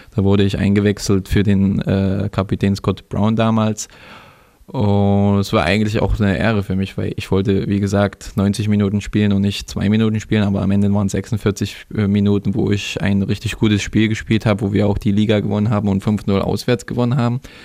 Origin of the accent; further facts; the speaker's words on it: Germany; also born or lived in Třinec, Czech Republic; Die Heimatstadt ist, äh, wo meine Geburtsort äh, ist, Trinec ist in Osten, wie du schon gesagt hast. Und da waren wir halt äh, bis unserem sechsten Lebensjahr. Dann sind wir nach Deutschland umgezogen